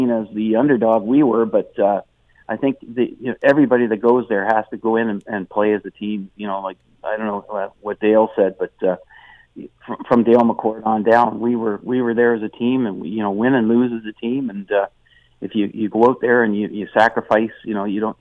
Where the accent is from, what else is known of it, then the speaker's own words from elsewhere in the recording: Burlington, Ontario, Canada; also born or lived in Hamilton; My home area. I come from Burlington